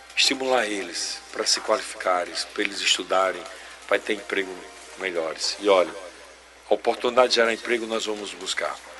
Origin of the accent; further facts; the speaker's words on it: Itabaiana, Sergipe, Brazil; Eu sou de Itabaiana. Eu sou de Itabaiana. Está no meu sangue empreender